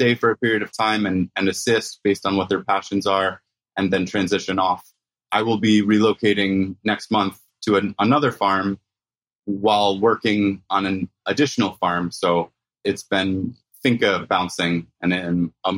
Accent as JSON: {"language": "English", "region": "Rhode Island", "country": "United States", "tie": "born or raised there", "moved": "yes", "lives_now": "Puerto Rico", "said": "I grew up in Rhode Island"}